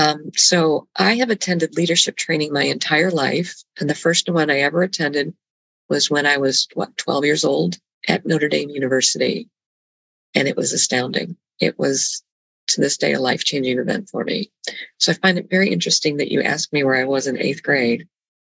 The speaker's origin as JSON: {"language": "English", "town": "Bogotá", "region": "Bogotá Capital District", "country": "Colombia", "tie": "born or raised there", "said": "I was born and raised in Bogota, Colombia."}